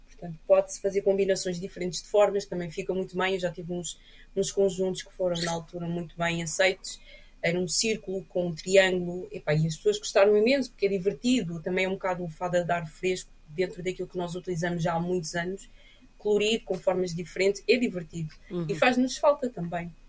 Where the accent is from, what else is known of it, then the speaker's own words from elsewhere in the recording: Portugal; also born or lived in Cape Verde / France; a minha vida foi sempre passada aqui em Portugal